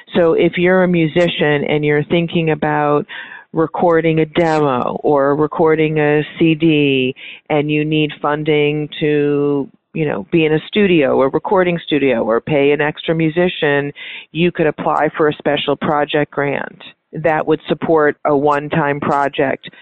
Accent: North Chicago, Illinois, United States; moved away as an adult; now in Key West, United States; I'm originally from North Chicago

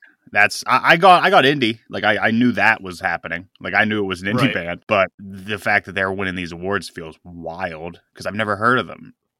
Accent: United States; We're American.

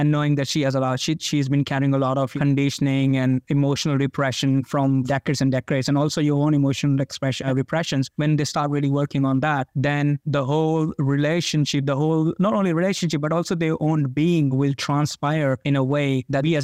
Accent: India; I come from India

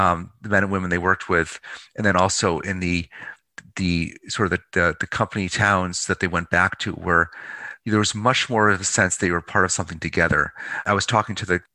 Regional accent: Pittsfield, Massachusetts, United States; now in Baltimore, United States; my hometown of Pittsfield, Mass, you know, GE town, former GE town, Western Mass

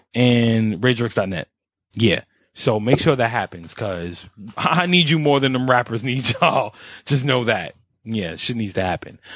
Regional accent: New York, United States; me being the New Yorker I am

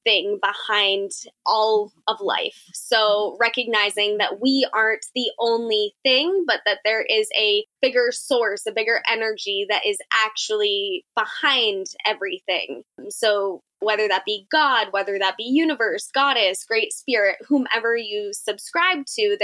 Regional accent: Central Massachusetts, United States; I'm from Central Massachusetts

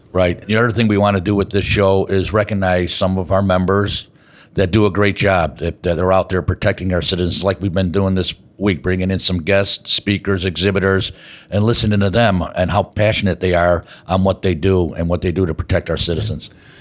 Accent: Chicago, Illinois, United States; here in Chicago, my hometown

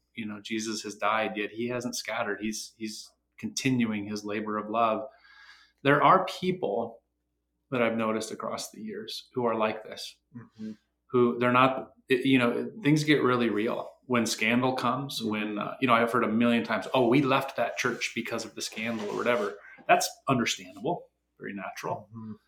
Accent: Michigan, United States; I'm from Michigan

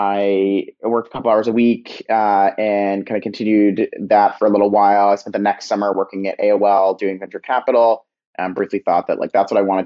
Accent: Old Greenwich, Connecticut, United States; also born or lived in California; I grew up a little bit outside of New York in Connecticut

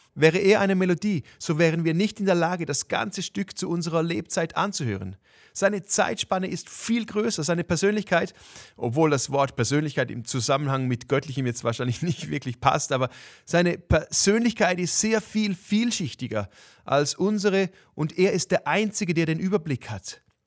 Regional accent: Switzerland; für mich als Schweizer

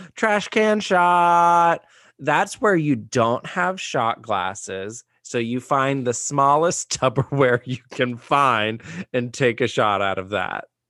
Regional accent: Austin, Texas, United States; growing up in Austin

